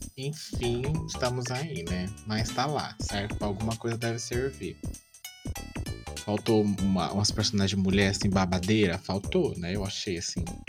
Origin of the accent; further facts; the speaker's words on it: Brazil; somos brasileiros